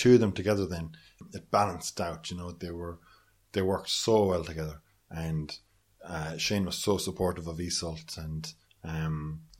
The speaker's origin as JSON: {"language": "English", "town": "Nenagh", "region": "Tipperary", "country": "Ireland", "tie": "born or raised there", "also_born_or_lived": "London", "moved": "as an adult", "lives_now": "Dublin, Ireland", "said": "I filmed in Neenah, my hometown. I had experience filming there before with Trampoline, and I kind of know the town inside out, having grown up there"}